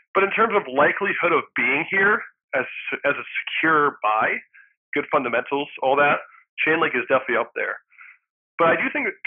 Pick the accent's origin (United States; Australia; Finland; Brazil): United States; also born or lived in Philadelphia / Los Angeles; I live in the U.S. I was born in the U.S., but I am also a Swedish citizen